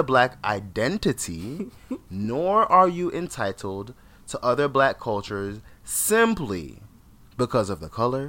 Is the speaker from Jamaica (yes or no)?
yes; Jamaica; I'm not from Trinidad. I'm from Jamaica.